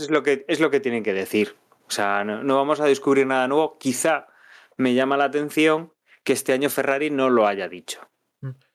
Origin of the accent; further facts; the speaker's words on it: Spain; somos españoles